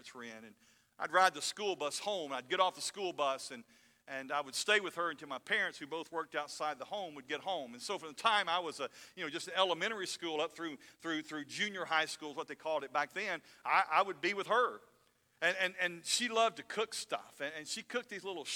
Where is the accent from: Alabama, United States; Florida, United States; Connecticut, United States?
Alabama, United States; North; I grew up in North Alabama